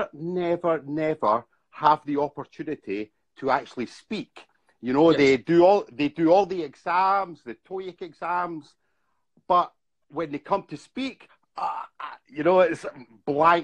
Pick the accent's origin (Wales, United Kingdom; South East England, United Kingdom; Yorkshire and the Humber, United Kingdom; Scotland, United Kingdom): Scotland, United Kingdom; moved away as an adult; now in Bangkok, Thailand; I'm from Scotland, but I left Scotland about 15 years ago, and I've been traveling around the world, and I've spent the last 10 years in Thailand.